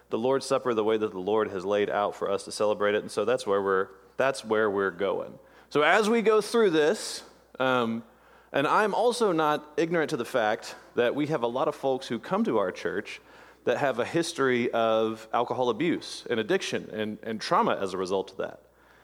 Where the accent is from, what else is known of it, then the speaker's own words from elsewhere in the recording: Jackson Parish, Louisiana, United States; I was born and raised in Jackson Parish, North Louisiana, and there was a big prominent Southern Baptist church there